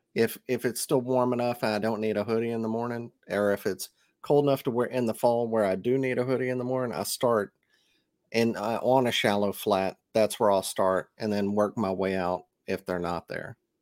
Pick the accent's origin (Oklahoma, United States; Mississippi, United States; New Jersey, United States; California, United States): Mississippi, United States